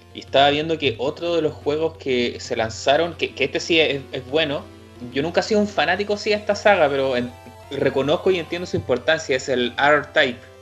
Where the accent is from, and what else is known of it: Chile